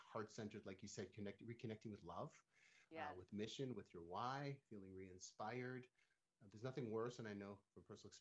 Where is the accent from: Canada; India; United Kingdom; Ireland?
Canada; now in Palm Springs, United States; I'm from Canada originally